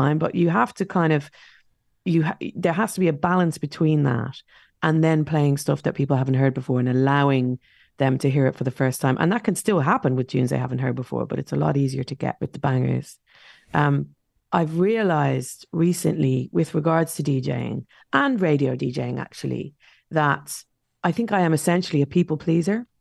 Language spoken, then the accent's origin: English; Dublin, Leinster, Ireland; now in London, United Kingdom; in our estate where I grew up in South Dublin